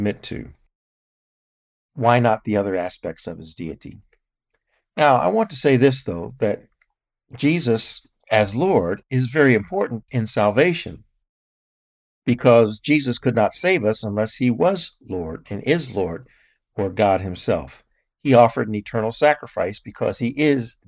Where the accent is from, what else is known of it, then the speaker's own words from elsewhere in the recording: United States; as an American